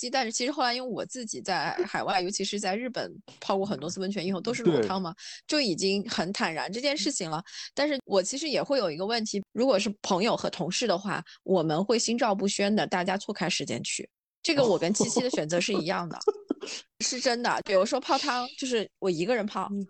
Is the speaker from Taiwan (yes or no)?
no; southern China, China; 作为一个从小到大都是在家洗澡的南方人